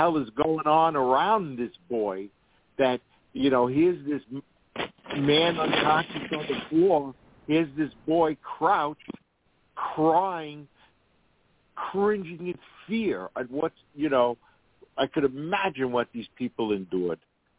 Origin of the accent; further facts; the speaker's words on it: Queens, New York, United States; from where, even though I grew up in Queens, I've always said this, I saw my first